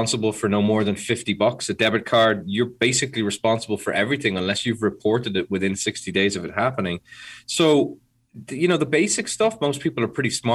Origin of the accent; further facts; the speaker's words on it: Ireland; I'm Irish